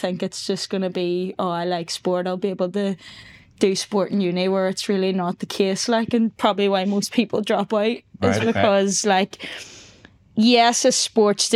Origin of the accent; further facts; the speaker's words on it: Donegal, Ulster, Ireland; moved away; I'm from Donegal